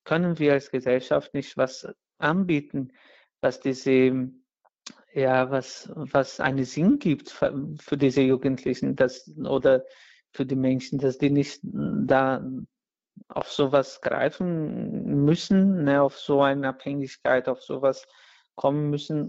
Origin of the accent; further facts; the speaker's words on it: Brazil; German is a second language; moved away; in Brasilien, wo ich herkomme